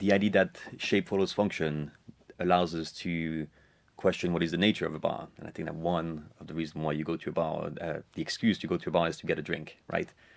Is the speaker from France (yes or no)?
yes; France; My dad is, uh, Irish, and, uh, I was, uh, I was raised in France